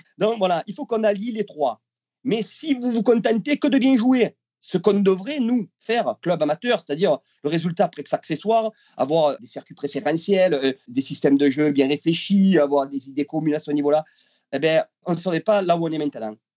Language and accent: French; Marseille, Provence-Alpes-Côte d'Azur, France; je suis Marseillais dans le sang